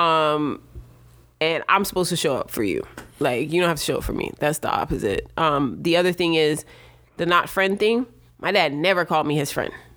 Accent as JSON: {"language": "English", "town": "New York City", "region": "New York", "country": "United States", "tie": "born or raised there", "also_born_or_lived": "Jamaica", "said": "I was born in Brooklyn."}